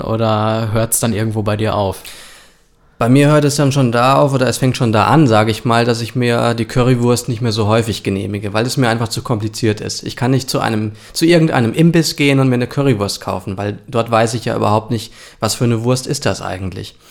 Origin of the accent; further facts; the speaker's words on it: Germany; wir als Deutsche